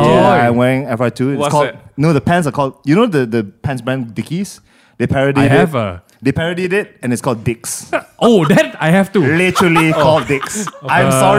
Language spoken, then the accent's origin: English; Sibu, Sarawak, Malaysia; moved away; I'm from Cebu, Sarawak. I'm Fu Chao.